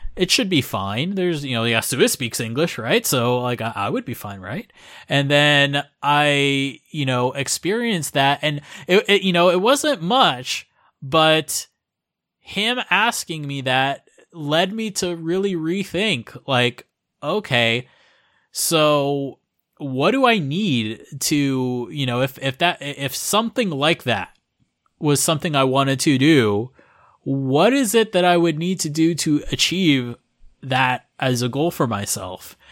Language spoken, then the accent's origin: English; Florida, United States; moved away as an adult; now in Japan; I'm originally from Florida in the U S